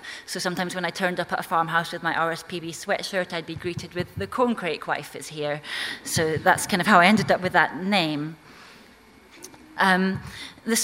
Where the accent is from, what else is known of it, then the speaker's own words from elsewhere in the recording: Scotland, United Kingdom; accent: not a strong Orcadian accent; moved away as an adult; now in London, United Kingdom; I came from Orkney. I was born there and grew up there on a sheep farm, although my parents are from England, which is why I don't have a strong Orcadian accent.